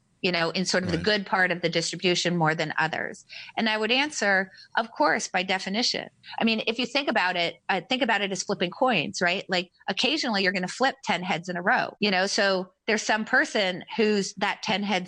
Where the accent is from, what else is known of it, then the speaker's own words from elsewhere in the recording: United States; I was born in America